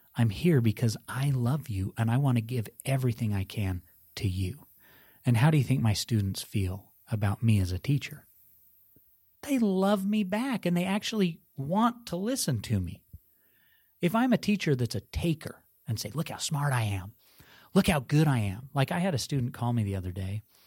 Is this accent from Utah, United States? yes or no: yes; Park City, Utah, United States; where I was raised in Park City, Utah